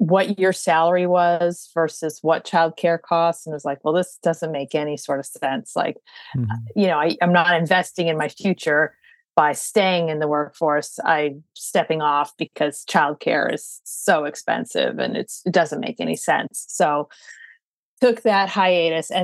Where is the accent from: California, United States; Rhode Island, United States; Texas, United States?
California, United States; moved away as an adult; also born or lived in Boston; now in New York, United States; I grew up in California, went to school in Boston, met a New Yorker and ended up in New York